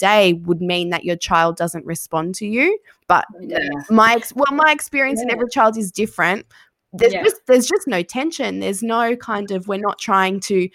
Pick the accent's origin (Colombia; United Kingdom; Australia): Australia; Sydney, New South Wales; moved away as an adult; now in Geelong, Australia; I'm from Sydney. I don't have family here.